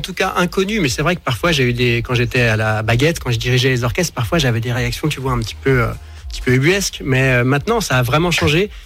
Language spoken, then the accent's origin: French; Dijon, Bourgogne-Franche-Comté, France; J'ai grandi à Dijon